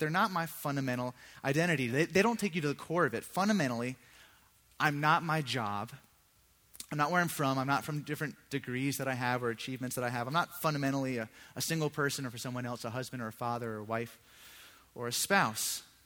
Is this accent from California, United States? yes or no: no; Virginia Beach, Virginia, United States; I grew up in Virginia Beach. That's where I'm from